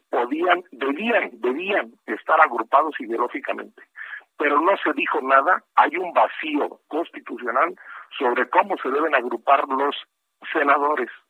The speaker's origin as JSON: {"language": "Spanish", "country": "Mexico", "said": "la libre expresión que tengo, que tenemos como mexicanos"}